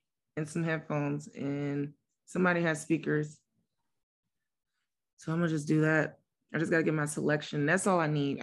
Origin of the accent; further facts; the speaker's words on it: St. Louis, Missouri, United States; I'm still in my hometown.